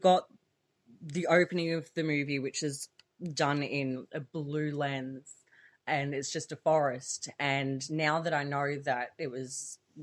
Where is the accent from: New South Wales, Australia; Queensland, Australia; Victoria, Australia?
Victoria, Australia; Melbourne; We're two girls from Melbourne